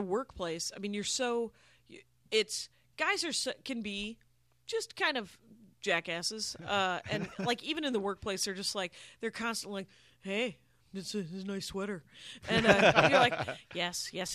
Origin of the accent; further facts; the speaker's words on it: Wisconsin, United States; moved away; I'm Armenian, but I'm from Wisconsin